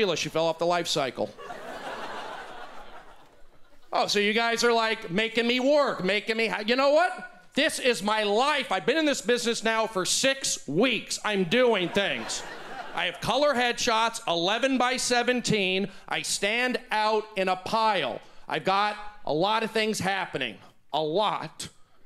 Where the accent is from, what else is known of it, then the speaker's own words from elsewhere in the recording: New Mexico, United States; I'm from New Mexico, pioneering Jews of the Southwest.